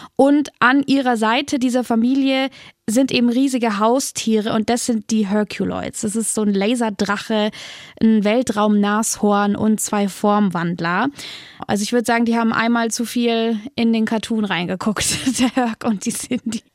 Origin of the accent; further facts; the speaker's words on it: Nuremberg, Bavaria, Germany; in Nürnberg, da wo ich herkomme